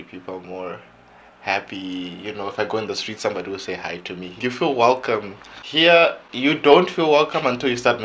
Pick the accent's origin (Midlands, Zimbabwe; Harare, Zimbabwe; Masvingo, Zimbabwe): Harare, Zimbabwe; moved away as an adult; also born or lived in Hungary; now in Germany; I'm from Zimbabwe, born and raised in Harare, capital city of Zimbabwe.